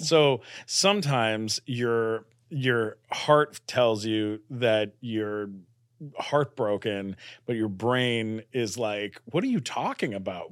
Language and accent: English; Canada; now in United States; I'm a Canadian citizen